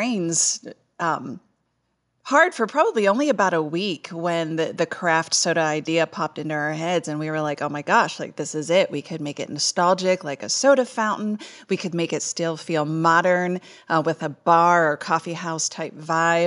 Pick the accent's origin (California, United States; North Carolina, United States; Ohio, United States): Ohio, United States; Salem; moved away as an adult; It's my hometown. I grew up here